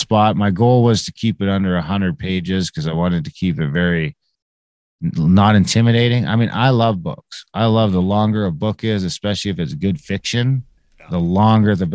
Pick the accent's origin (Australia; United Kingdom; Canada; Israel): Canada; I'm an Indian in Canada